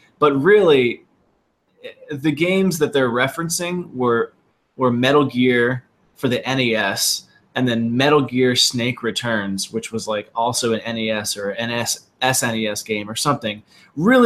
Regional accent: South Florida, United States; also born or lived in Texas; And I grew up in South Florida

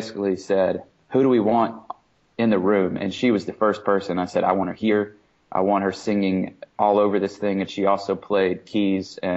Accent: Birmingham, Alabama, United States; moved away as an adult; also born or lived in Massachusetts; now in Boston area, Massachusetts, United States; originally I'm from Birmingham, Alabama, but we've been up here for about 6 years

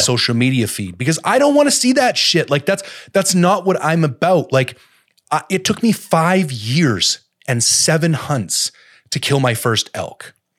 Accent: Canada; as a Canadian

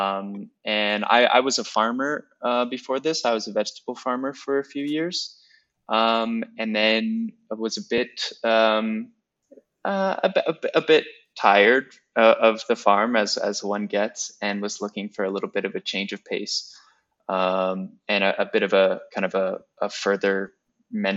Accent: Pleasanton, California, United States; moved away as an adult; also born or lived in Virginia; now in Italy; I grew up in the East Bay in a small town called Pleasanton

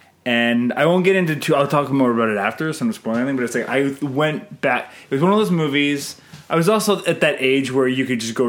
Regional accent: Canada; I'm Canadian filmmaker

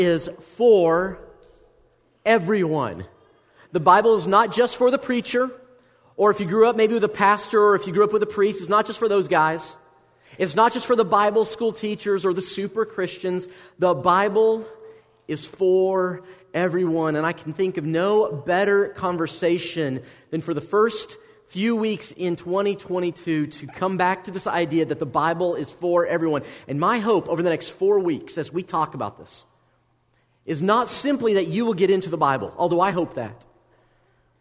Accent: United States; as an American

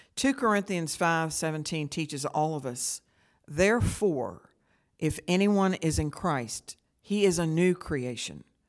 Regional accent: St. Albans, West Virginia, United States; I grew up in Saint Albans, West Virginia

